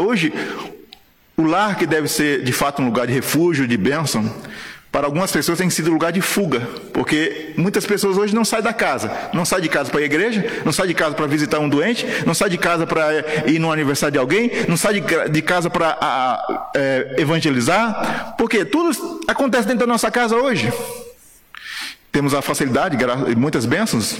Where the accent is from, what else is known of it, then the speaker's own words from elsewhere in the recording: Guarujá, São Paulo, Brazil; moved away as an adult; also born or lived in Paraíba; now in Guinea-Bissau; Eu sou paraibano de nascimento, mas cresci lá no Guarujá.